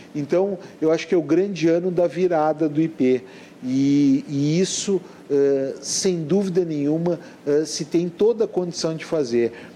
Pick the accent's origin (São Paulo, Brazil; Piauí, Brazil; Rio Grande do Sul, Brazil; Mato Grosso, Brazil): Rio Grande do Sul, Brazil; Porto Alegre; eu nasci no Ernesto Dornelles